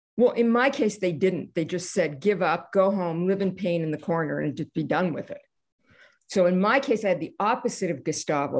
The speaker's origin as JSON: {"language": "English", "country": "Canada", "said": "I'm Canadian"}